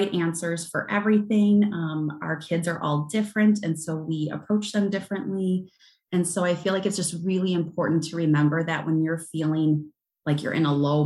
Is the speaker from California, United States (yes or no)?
no; Southern Wisconsin, United States; I am from Southern Wisconsin